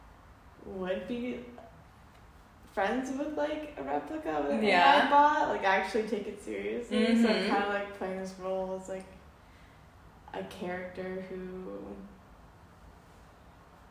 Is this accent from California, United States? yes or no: no; North Carolina, United States; moved away as an adult; I grew up in North Carolina, but not where I went to school